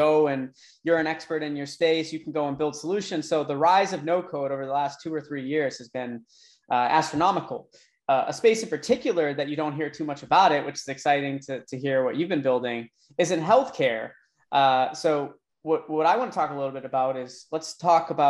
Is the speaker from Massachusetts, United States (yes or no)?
yes; Boston, Massachusetts, United States; now in Tampa, United States; I'm from Boston, but I live in Tampa now